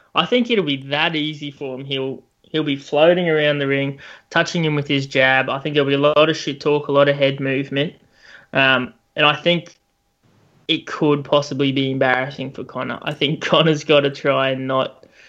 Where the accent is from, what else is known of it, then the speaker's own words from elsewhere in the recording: Australia; as an Aussie